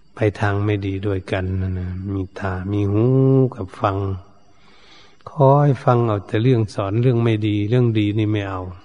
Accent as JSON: {"language": "Thai", "country": "Thailand"}